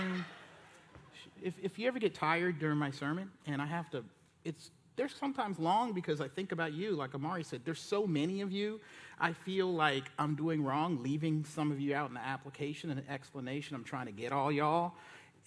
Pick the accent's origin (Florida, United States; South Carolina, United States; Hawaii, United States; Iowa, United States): South Carolina, United States; Charleston; moved away; I'm preaching down in Charleston, my hometown